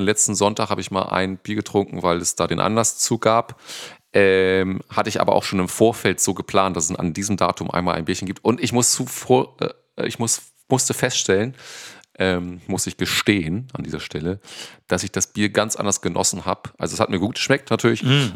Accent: Northern Germany, Germany; bei uns im Norden

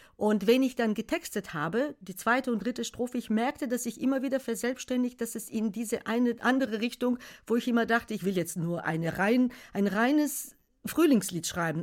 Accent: Bulgaria; German is a second language; moved away as an adult; also born or lived in Algeria; now in Germany; ich komme aus Bulgarien, gebürtige Bulgarin

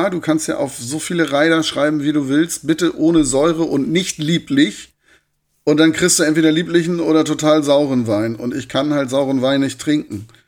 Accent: Hamburg, Germany; born there; now in Darmstadt, Germany; Ich bin jetzt in Darmstadt, ist eine Kleinstadt ne, mit 130. Also für einen gebürtigen Hamburger ist das eine Kleinstadt.

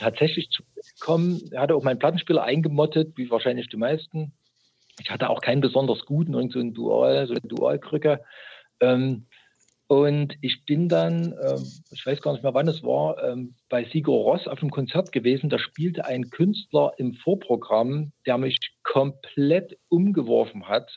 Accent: East Germany, Germany; now in Chemnitz, Germany; ich bin gebürtiger DDR-Bürger

